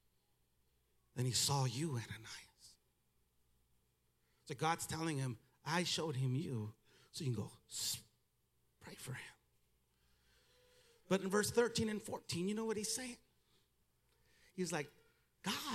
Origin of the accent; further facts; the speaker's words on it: United States; accent: Mexican; first language Spanish; English is a second language; I was born in America. I went to school here. I was educated here. I went to college here